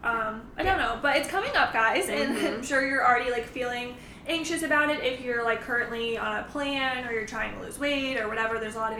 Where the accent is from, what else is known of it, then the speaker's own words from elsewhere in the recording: Connecticut, United States; now in Florida, United States; I'm from Connecticut